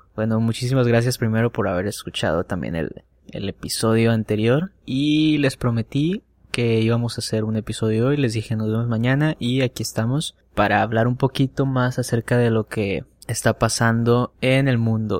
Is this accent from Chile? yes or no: no; Culiacán, Sinaloa, Mexico; soy de Culiacán, Sinaloa.